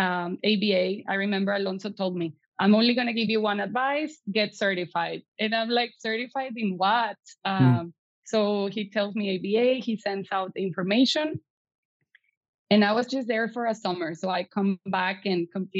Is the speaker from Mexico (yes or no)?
yes; Piedras Negras, Coahuila, Mexico; English is a second language; moved away as an adult; also born or lived in Eagle Pass, Texas; now in Monterrey, Mexico; I was raised in Piedras Negras until I graduated from prepa.